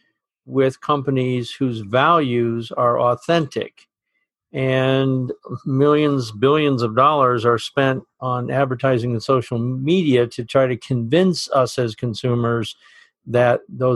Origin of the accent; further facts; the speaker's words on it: Burlington, Vermont, United States; based in my hometown of Burlington, Vermont